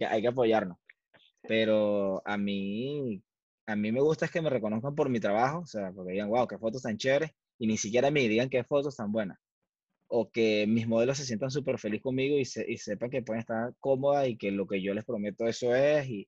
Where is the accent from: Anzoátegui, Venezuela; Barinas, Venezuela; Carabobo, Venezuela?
Carabobo, Venezuela; Valencia; moved away; yo soy de Valencia